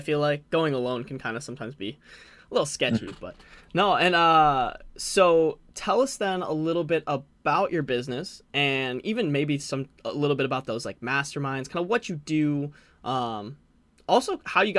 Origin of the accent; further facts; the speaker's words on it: Arizona, United States; you're in my home state, Arizona.